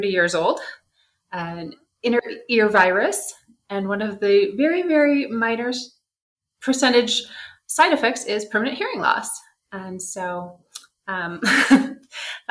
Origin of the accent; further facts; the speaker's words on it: Michigan, United States; moved away as an adult; now in Mexico City, Mexico; I grew up in Michigan, and there was this ginger ale called Verner's